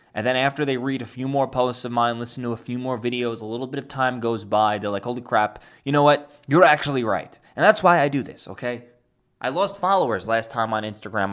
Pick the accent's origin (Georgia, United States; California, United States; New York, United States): New York, United States; New York City; My hometown in Staten Island